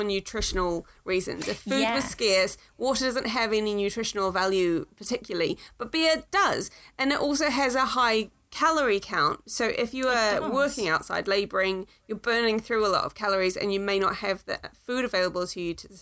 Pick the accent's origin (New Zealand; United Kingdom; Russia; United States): New Zealand; Christchurch, Canterbury; I come from Christchurch